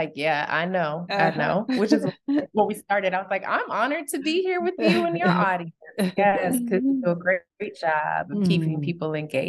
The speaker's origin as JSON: {"language": "English", "town": "Chicago", "region": "Illinois", "country": "United States", "tie": "born there", "said": "So I would say I was born in Chicago. My mother is from Chicago. My dad was raised for the majority of his life in Kumasi, Ghana. So Ghanaian and African American"}